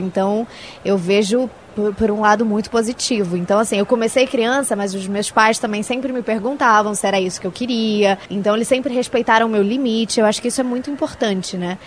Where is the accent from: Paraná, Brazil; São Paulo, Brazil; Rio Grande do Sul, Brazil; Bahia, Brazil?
São Paulo, Brazil; now in Rio de Janeiro, Brazil; eu moro no Rio, mas eu sou daqui de São Paulo